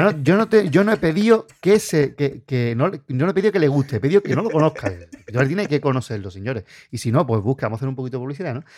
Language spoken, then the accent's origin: Spanish; Puerto Real, Andalusia, Spain; nosotros que somos de Puerto Real